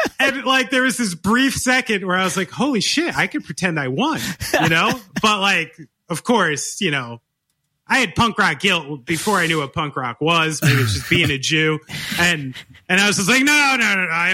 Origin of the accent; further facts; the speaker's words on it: Somerville, New Jersey, United States; I grew up in Somerville, New Jersey